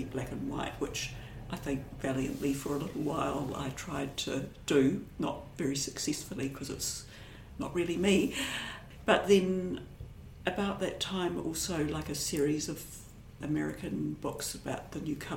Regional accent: Dunedin, Otago, New Zealand; moved away as an adult; now in Wellington, New Zealand; I grew up in Dunedin and lived there till I was maybe about 25

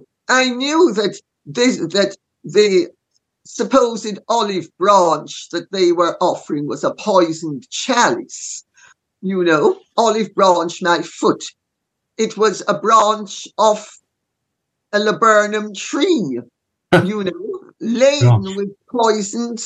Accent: Jamaica; I'm Jamaican

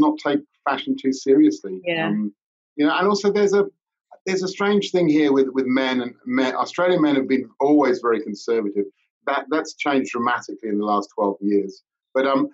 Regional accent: London, United Kingdom; moved away; Back when I was living in London, I was born and brought up in Fulham

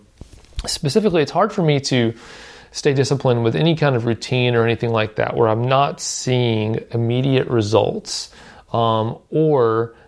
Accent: Southern United States, United States; I live in Nashville, and I've kind of lived in the southern U.S. my whole life, so my accent doesn't come out very much most of the time.

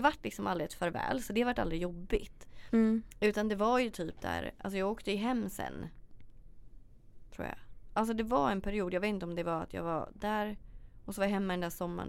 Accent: Sweden; also born or lived in Australia; hur vi lever här hemma i Sverige

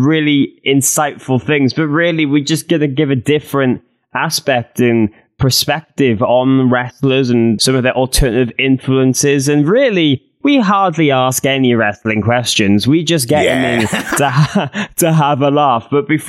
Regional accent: Cardiff, Wales, United Kingdom; But to see everything WWE in the streets of Cardiff in my hometown this week was absolutely insane.

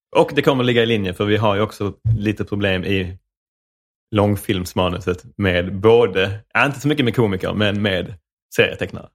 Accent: Rydsgård, Skåne, Sweden; accent: Skånska; jag är uppvuxen, eh, någonstans på vischan mellan Malmö och Ystad, som heter Rydsgård.

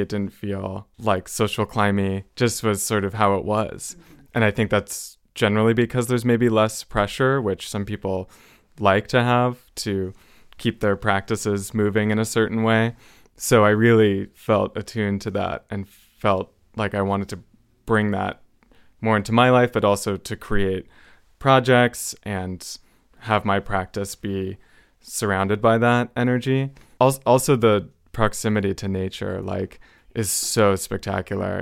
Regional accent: Los Angeles, California, United States; it was really influenced by my time growing up there

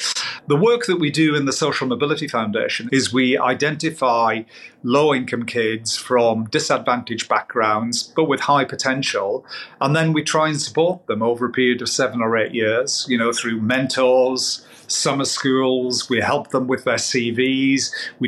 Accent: North East England, United Kingdom; I'm a Geordie, but my friends in Geordie land say that I'm the poshest Geordie that they know.

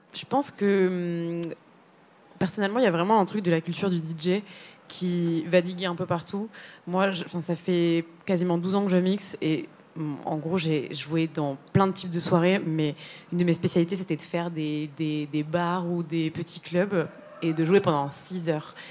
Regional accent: Spain; moved away; c'est mes origines personnelles parce que j'ai grandi en Espagne.

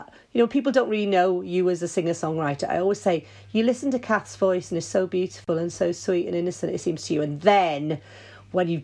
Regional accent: Wales, United Kingdom; we like being melancholy as Welsh.

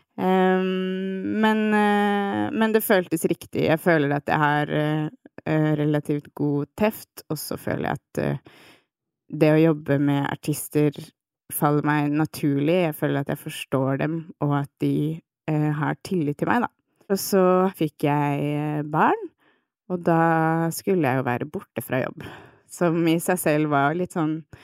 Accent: Nesodden, Akershus, Norway; also born or lived in Svolvær; now in Oslo, Norway; jeg vokste opp på Tøyen eh, i Oslo, og så har jeg bodd de aller fleste barneårene mine på Nesodden

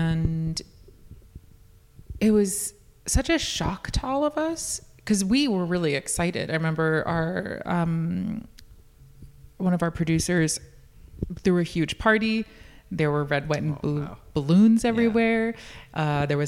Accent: New York, United States; I'm born and raised in New York.

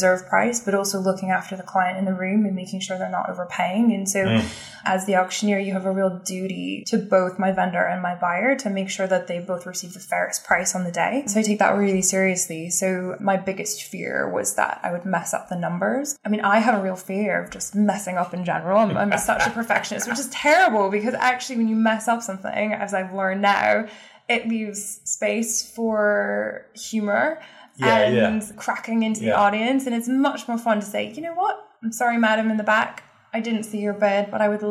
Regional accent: Kansas, United States; now in London, United Kingdom; I'm from Kansas

